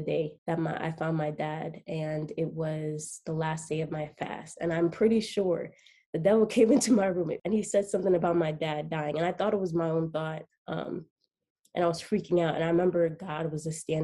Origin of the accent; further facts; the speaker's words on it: New York City, New York, United States; I am from Queens, New York